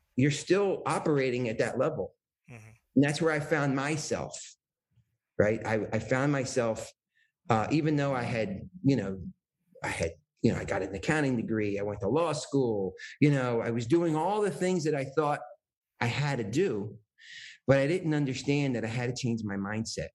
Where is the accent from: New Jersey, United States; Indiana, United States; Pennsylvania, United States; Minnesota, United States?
New Jersey, United States; I came from New Jersey